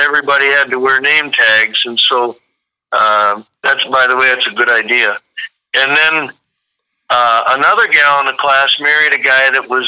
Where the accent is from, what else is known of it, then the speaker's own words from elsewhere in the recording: Hillsboro, Wisconsin, United States; from Hillsboro, Wisconsin